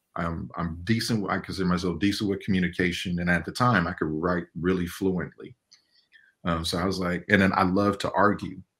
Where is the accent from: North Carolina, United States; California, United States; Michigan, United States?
California, United States; Inglewood; I grew up in Inglewood, California during like the 80s and 90s